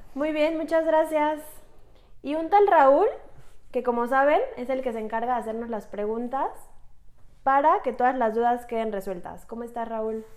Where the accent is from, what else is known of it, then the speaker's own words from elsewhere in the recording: Mexico; Somos mujeres mexicanas